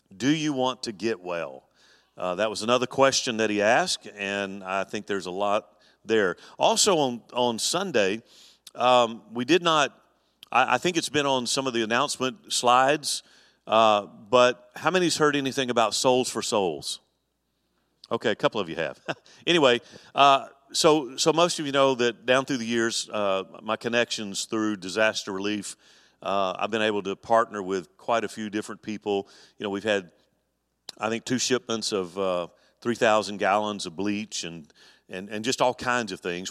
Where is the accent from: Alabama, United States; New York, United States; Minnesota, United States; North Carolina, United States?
Alabama, United States; moved away; when I grew up in Alabama, our church was really heavily involved in camp